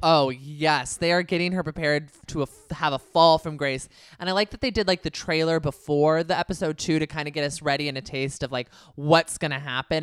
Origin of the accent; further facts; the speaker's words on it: Bay Area, California, United States; my home area 'cause I'm from the Bay Area